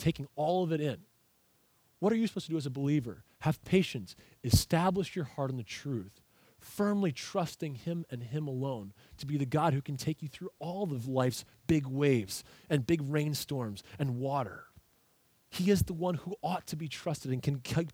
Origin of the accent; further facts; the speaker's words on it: United States; I am an American.